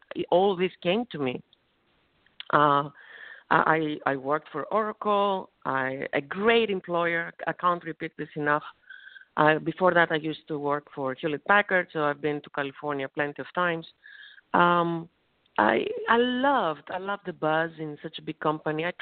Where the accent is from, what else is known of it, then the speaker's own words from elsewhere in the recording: Thessaloniki, Central Macedonia, Greece; English is a second language; moved away; my hometown, small country of Greece, in Thessaloniki